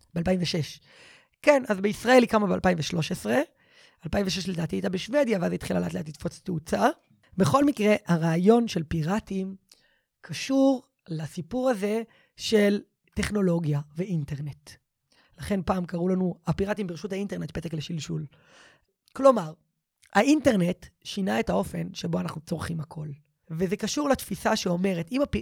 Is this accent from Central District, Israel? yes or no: yes; Givat Shmuel, Central District, Israel; גדלתי בגבעת שמואל, בבית דתי-לאומי, ליברלי, בורגני